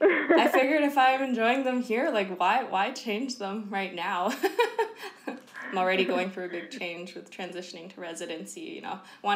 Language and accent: English; Kelowna, British Columbia, Canada; moved away; So I'm originally from Kelowna and my parents and my sister are still in Kelowna and they're the only family I have in Canada. So I wanted to stay in BC.